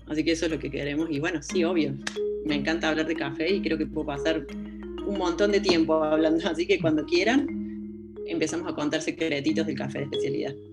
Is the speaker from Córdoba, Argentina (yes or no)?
yes; interior of Córdoba, Argentina; now in Córdoba, Argentina; Yo soy, de, soy del interior de Córdoba, pero hace bastante me vine a estudiar a Córdoba y bueno, acá me quedé